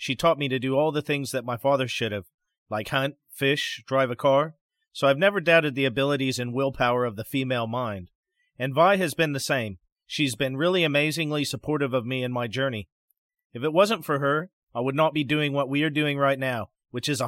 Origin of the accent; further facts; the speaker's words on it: Pacific Northwest, United States; we grew up in the wilds of the Pacific Northwest in the mountains